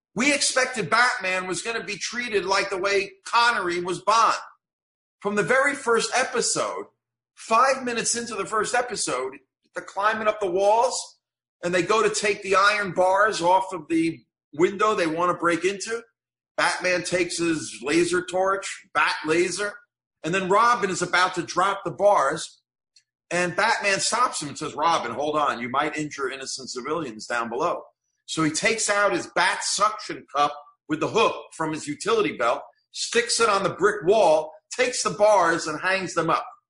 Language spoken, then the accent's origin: English; Fair Lawn, New Jersey, United States; as a kid growing up in Fair Lawn, New Jersey